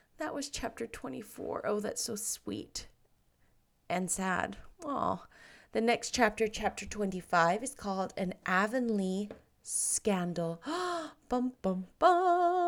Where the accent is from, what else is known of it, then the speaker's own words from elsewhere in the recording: Seattle, Washington, United States; I grew up in Seattle